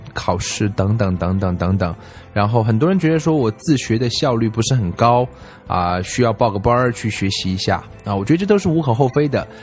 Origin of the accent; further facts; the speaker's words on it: China; 而我们中国人花了大量的时间去听那些啊完全听不懂的东西